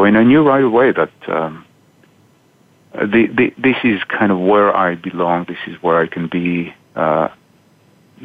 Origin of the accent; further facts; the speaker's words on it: Israel; moved away as an adult; now in Boston, United States; I grew up in Israel